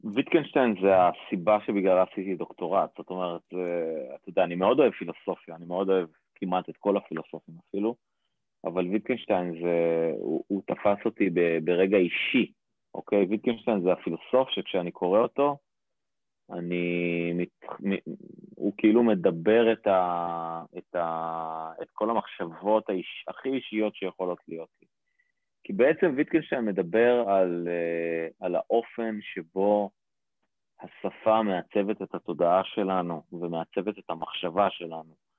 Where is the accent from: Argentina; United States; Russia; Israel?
Israel; Rishon LeZion, Central District; גדלתי בראשון לציון